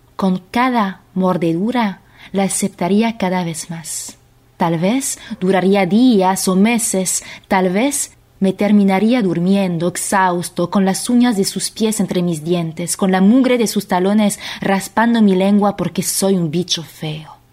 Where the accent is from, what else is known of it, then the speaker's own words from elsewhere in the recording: France; accent: French; Spanish is a second language; now in Argentina; Voy a leer con acento porque soy francesa, pero vivo en Argentina